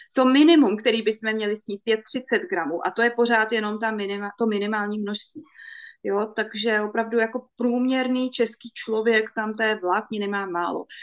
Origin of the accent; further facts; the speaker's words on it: Bohemia, Czechia; u nás v Čechách